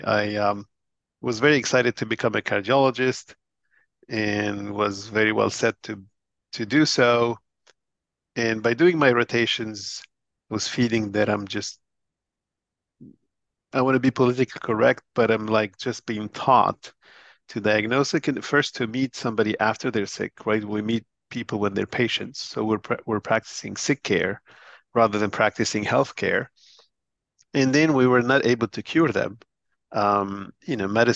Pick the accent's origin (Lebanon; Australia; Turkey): Lebanon; moved away as an adult; also born or lived in Boston, United States; I was born in Lebanon and grew up in Lebanon